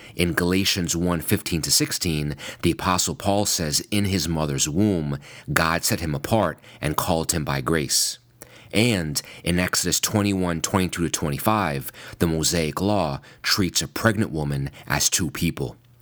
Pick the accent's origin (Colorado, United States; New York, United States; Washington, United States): New York, United States; in my home state of New York